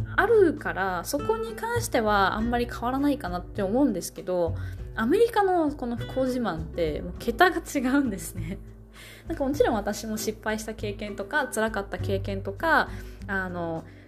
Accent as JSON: {"language": "Japanese", "region": "Kansai", "country": "Japan", "tie": "born or raised there", "also_born_or_lived": "Kanto", "moved": "yes", "said": "私もまあ関西出身ですけど"}